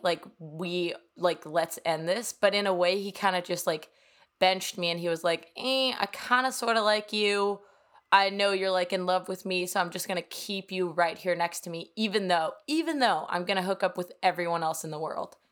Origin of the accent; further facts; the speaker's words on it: Copenhagen, Capital Region of Denmark, Denmark; English is a second language; also born or lived in New York; now in Miami, United States; I am straight up from Copenhagen, Denmark